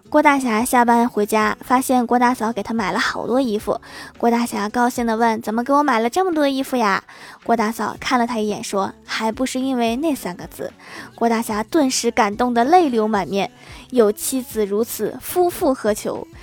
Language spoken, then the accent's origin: Chinese; Northeast China, China; accent: Northeastern (Dongbei); 用我们东北话是这么说的